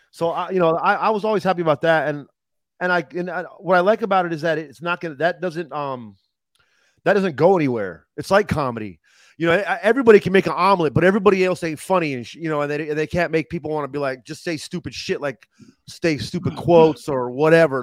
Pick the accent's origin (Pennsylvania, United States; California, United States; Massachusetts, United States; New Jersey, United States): California, United States; Los Angeles; also born or lived in Ohio; now in Arizona, United States; I'm from Los Angeles